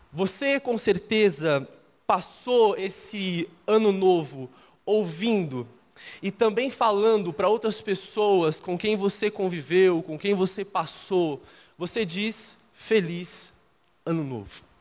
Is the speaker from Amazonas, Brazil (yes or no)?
no; Minas Gerais, Brazil; eu sou mineiro, então eu não vou soltar nenhum ai na pregação, pode ficar tranquilo. E talvez você vai começar a perceber que eu não tenho tanto o mineirês. Eu já deixei um pouco, mas minha cultura ah, é muito mineira.